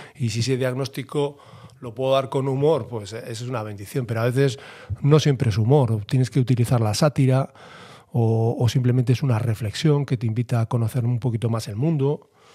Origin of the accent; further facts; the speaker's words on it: Bilbao, Basque Country, Spain; me siento muy reconocido yo aquí en Bilbao. Yo creo que soy profeta en mi tierra